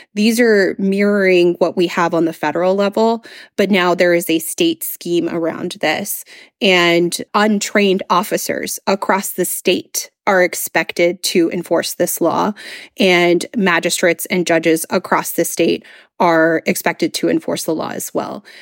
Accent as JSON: {"language": "English", "town": "Brownsville", "region": "Texas", "country": "United States", "tie": "born or raised there", "said": "I grew up in a border community, I grew up in Brownsville, Texas."}